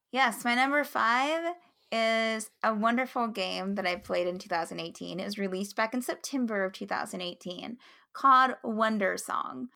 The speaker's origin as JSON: {"language": "English", "region": "West Virginia", "country": "United States", "tie": "born or raised there", "said": "I live in West Virginia, and I was born and raised in West Virginia"}